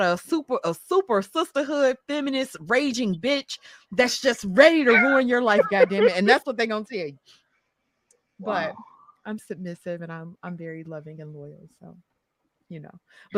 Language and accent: English; Mississippi, United States; I was raised in Mississippi.